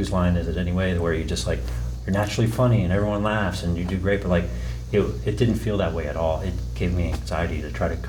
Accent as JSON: {"language": "English", "town": "Richmond", "region": "Virginia", "country": "United States", "tie": "born or raised there", "said": "born and raised in Richmond"}